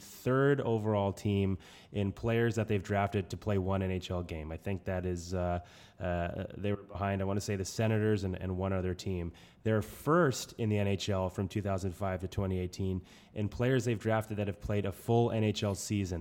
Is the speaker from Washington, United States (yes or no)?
no; New Hampshire, United States; accent: New Hampshire; my New Hampshire accent